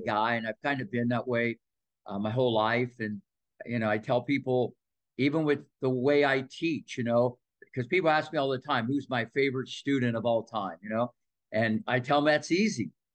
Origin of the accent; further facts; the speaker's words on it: Midwest, United States; moved away; also born or lived in Ohio Valley; growing up in the Midwest